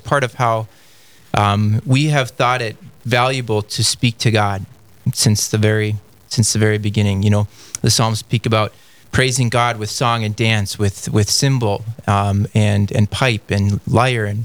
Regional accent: North Dakota, United States; I was born and raised in North Dakota and grew up in a Catholic family.

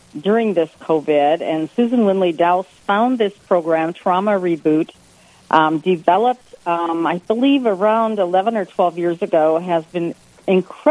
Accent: Rochester, Minnesota, United States; I was born and raised in the Rochester area

